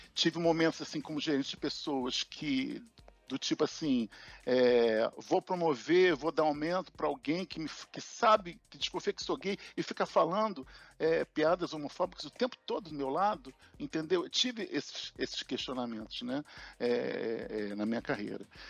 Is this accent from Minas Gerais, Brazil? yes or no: no; Rio de Janeiro, Brazil; aqui no Rio, existe um barrismo entre Zona Norte e Zona Sul, e na adolescência a gente saiu da Zona Norte para a Zona Sul